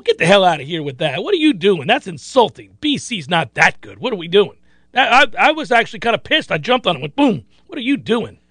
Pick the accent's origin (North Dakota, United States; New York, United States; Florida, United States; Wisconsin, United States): Florida, United States; Growing up in Florida, by and large, caring deeply about football in the South